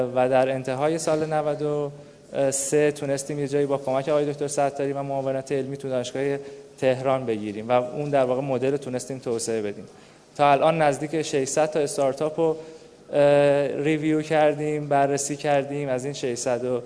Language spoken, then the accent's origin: Persian; Kashan, Isfahan, Iran; متولد یک دوازده شست و دو اهل کاشانم